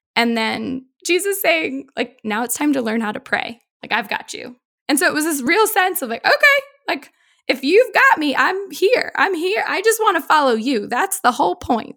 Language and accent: English; Boston, Massachusetts, United States; I grew up in Boston